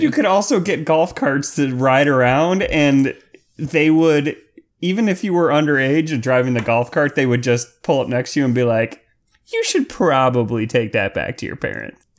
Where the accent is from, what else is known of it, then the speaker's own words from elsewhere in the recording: Clearwater, Florida, United States; near my hometown of Clearwater, Florida.